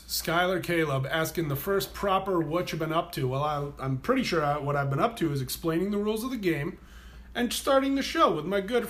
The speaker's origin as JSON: {"language": "English", "town": "Lemoyne", "region": "Pennsylvania", "country": "United States", "tie": "born or raised there", "also_born_or_lived": "Rochester, New Hampshire / Milton, New Hampshire", "moved": "yes", "said": "I went to my hometown of Lemoyne, PA"}